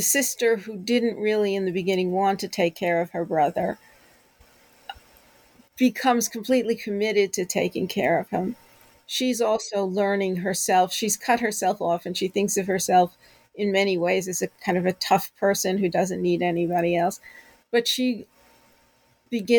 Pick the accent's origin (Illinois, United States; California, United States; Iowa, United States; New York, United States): New York, United States; New York City; I grew up in New York City. I love the city. It's in my blood.